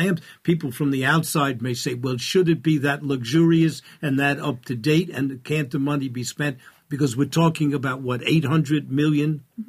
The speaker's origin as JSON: {"language": "English", "region": "New York", "country": "United States", "also_born_or_lived": "Geneva", "accent": "New York", "moved": "yes", "said": "And I, as a New Yorker, as you can easily tell by my accent"}